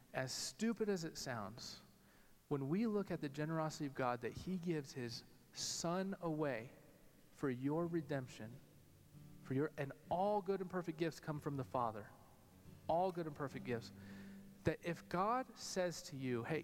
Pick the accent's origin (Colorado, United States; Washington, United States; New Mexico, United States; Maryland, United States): New Mexico, United States; Albuquerque; growing up in Albuquerque, New Mexico